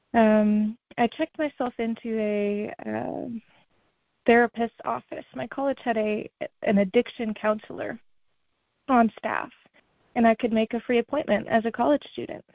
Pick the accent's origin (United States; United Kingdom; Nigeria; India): United States; Massachusetts; I'm from Massachusetts